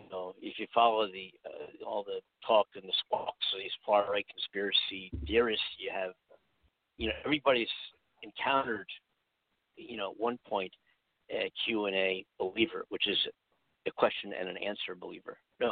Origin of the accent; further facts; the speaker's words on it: California, United States; even somebody here in my home state, Mike Cargill in California